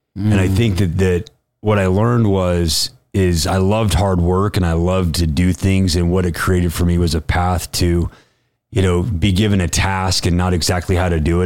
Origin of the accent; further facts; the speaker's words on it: West Point, Utah, United States; I grew up in West Point, Utah.